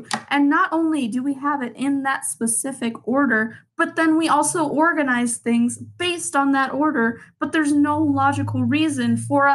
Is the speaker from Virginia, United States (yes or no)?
no; Chicago, Illinois, United States; being a Chicagoan